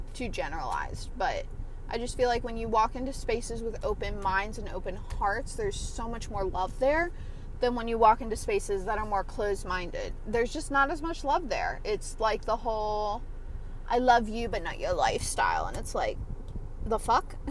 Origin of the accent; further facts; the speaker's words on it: around Atlanta, Georgia, United States; I'm from Atlanta, but I'm like from quotation marks Atlanta. Um, and I'm not going to give my specifics out, but I'm from, you know, around Atlanta